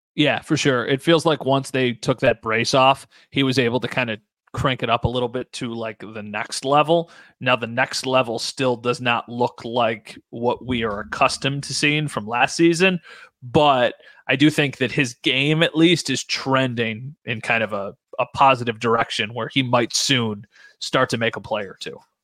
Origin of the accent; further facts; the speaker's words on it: Buffalo, New York, United States; I'm from Buffalo